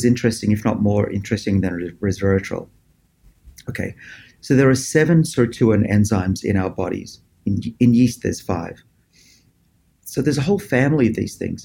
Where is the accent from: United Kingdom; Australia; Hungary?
Australia; moved away as an adult; now in Boston, United States; I was born in Australia. You can probably tell from my accent.